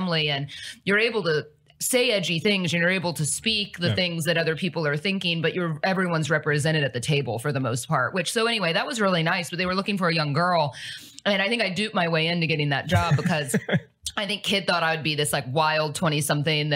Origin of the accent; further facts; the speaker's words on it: Cincinnati, Midwest, United States; moved away as an adult; now in Dallas, United States; I grew up in the Midwest. So I'm actually from the Midwest